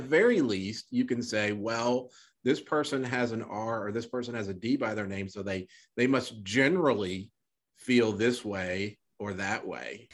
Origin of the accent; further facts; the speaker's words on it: Little Rock, Arkansas, United States; now in Texas, United States; I grew up in Little Rock